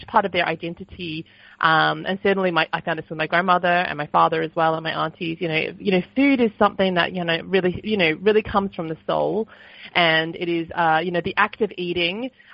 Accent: Sydney, New South Wales, Australia; I was a little girl growing up in Sydney

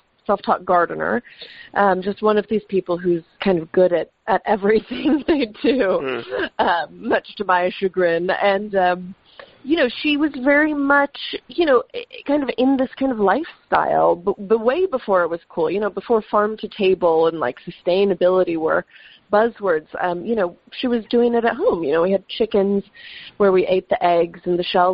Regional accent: the Catskills, New York, United States; I grew up in the Catskills. My mom is Dutch

